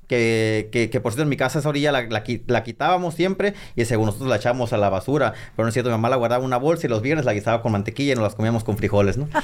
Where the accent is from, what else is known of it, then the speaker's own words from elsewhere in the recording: San Pedro de la Cueva, Sonora, Mexico; soy originario de San Pedro de la Cueva, la capital del mundo